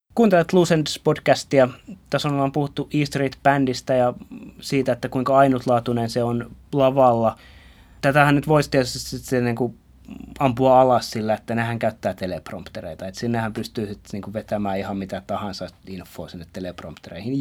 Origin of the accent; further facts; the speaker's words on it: Finland; mä oon Suomesta